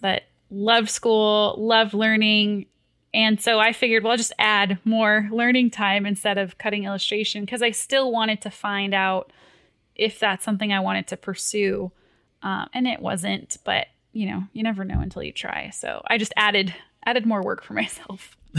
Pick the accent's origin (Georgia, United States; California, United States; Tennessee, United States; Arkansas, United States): California, United States; Fullerton; I grew up in Fullerton, California